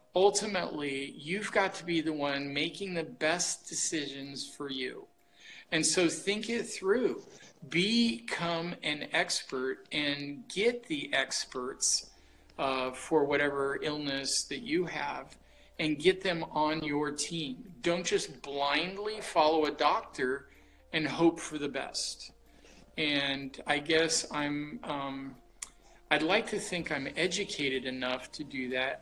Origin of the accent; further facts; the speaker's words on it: Portland, Oregon, United States; I grew up here in Portland, Oregon